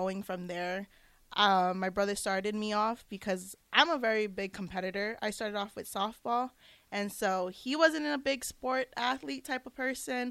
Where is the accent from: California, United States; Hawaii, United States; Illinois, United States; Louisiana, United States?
Hawaii, United States; moved away as an adult; now in Lincoln, United States; I'm from Waihoa, Hawaii